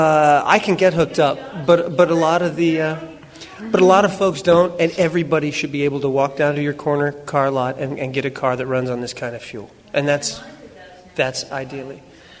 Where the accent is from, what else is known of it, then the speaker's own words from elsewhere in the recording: Fredericktown, Ohio, United States; moved away; I grew up in Ohio, Fredericktown, like it says on my coat. And it's a big agricultural community.